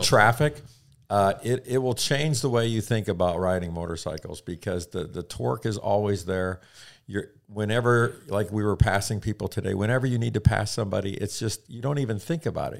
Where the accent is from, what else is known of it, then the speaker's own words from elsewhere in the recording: the Midwest near St. Louis, Missouri, United States; grew up in the Midwest near uh, St. Louis, uh, small town farm country kind of thing